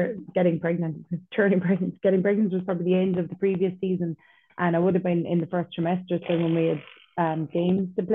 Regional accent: North Kerry, Munster, Ireland; I'm from North Kerry

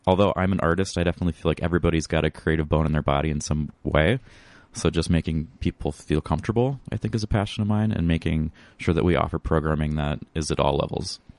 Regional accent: Northwest Iowa, United States; also born or lived in Sioux Falls, South Dakota; now in Northfield, United States; Originally, I'm from Northwest Iowa

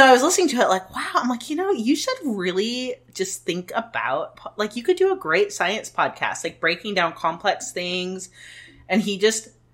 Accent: United States

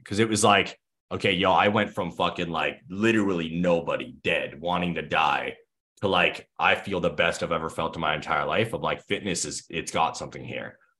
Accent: Thunder Bay, Ontario, Canada; I grew up in Thunder Bay, Ontario, Canada

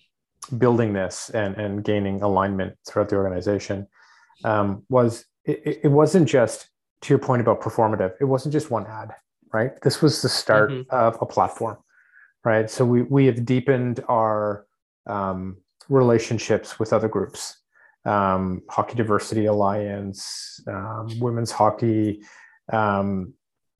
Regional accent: Canada; our identity as Canadians

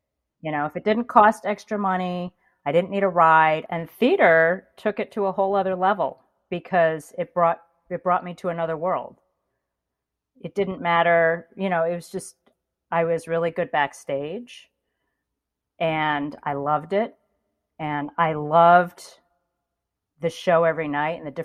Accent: Ithaca, New York, United States; I grew up in Ithaca, New York.

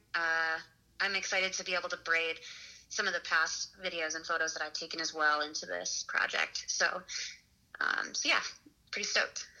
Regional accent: Michigan, United States; moved away; my home state of Michigan

